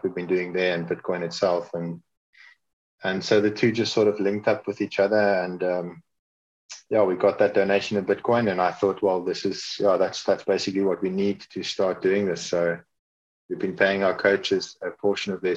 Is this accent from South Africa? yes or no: yes; South Africa; I'm South African. I was born here. I grew up here.